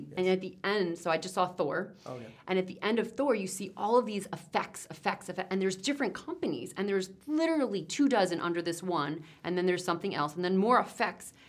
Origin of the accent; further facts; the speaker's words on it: New Jersey, United States; I'm from Jersey